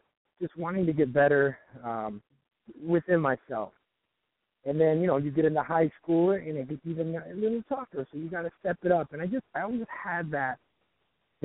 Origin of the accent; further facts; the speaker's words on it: Detroit, Michigan, United States; moved away as an adult; now in Venice, United States; I'm actually from Detroit